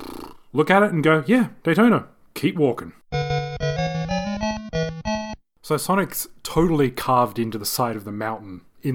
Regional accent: Australia; We're Australian.

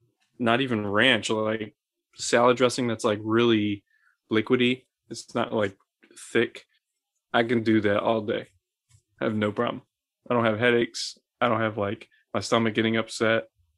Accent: Scotland, United Kingdom; But I'm Scottish, so I'm allowed to.

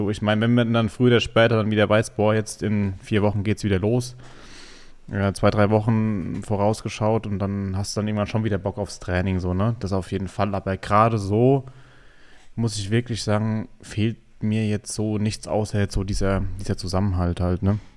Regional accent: Schweinheim, Bavaria, Germany; Gut, ich bin jetzt ja, ich bin ja aus Schweinheim dann nach Obernau gegangen

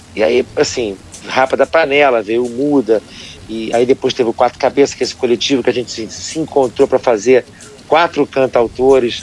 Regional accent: Rio de Janeiro, Brazil; a gente da Zona Sul

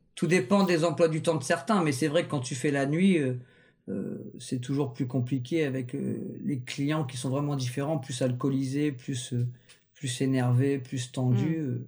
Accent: Rouen, Normandy, France; now in Le Havre, France; À la base, je suis natif de Rouen, mais ça fait 17 ans que je suis au Havre

